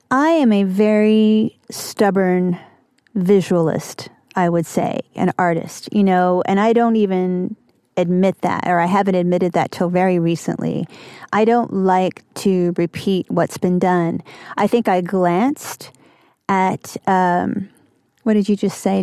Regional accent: Kentucky, United States; moved away; also born or lived in New York; a kind of weirdo growing up in Kentucky.

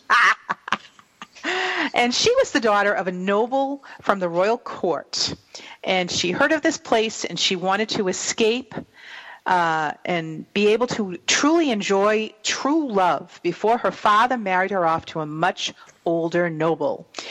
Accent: New England, United States; accent: New England; my New England accent

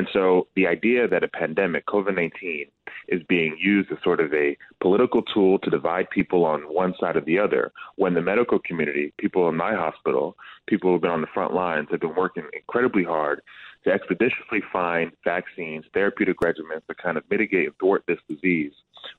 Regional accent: New Jersey, United States; I'm from Jersey, St. Joe's Metuchen.

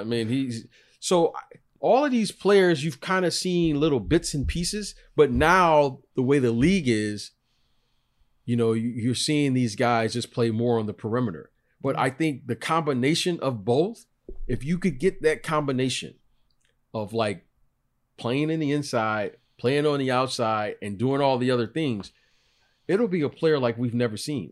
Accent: Detroit, Michigan, United States; growing up in Detroit

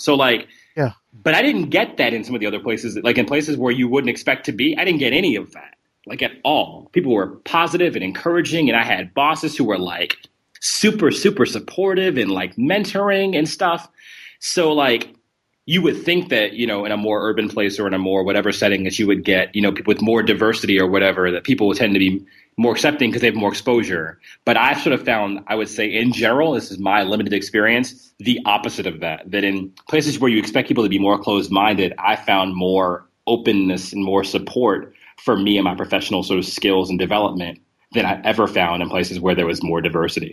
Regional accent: New Jersey, United States; now in Kentucky, United States; I'm from New Jersey originally, had a lot of friends who were at home who were in New York City

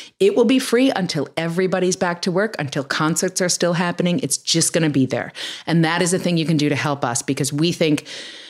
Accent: New York City, New York, United States; now in California, United States; I grew up in New York City in an apartment building

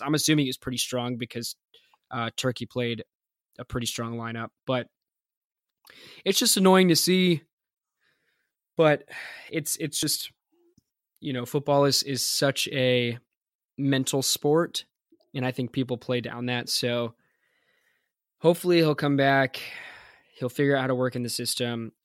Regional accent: United States; being American

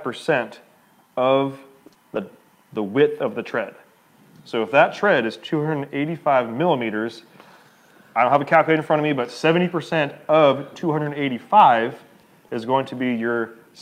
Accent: United States; I'm an American

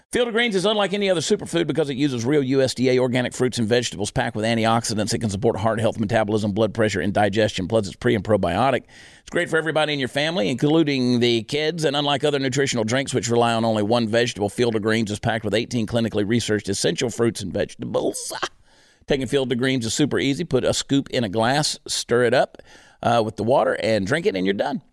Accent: United States; I am American through and through

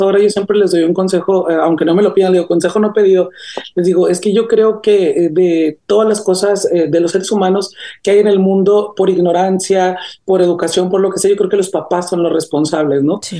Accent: Gómez Farías, Chihuahua, Mexico; also born or lived in Namiquipa, Chihuahua; now in United States; mi pueblito este caraqueño que tengo por ahí en Chihuahua, se llama Gómez Farías, Chihuahua. Yo nací en un pueblo aledaño de ahí mismo

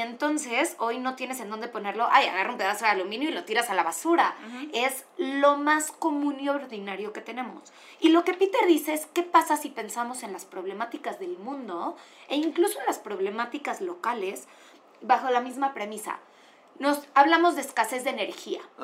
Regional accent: Mexico; yo como mexicana

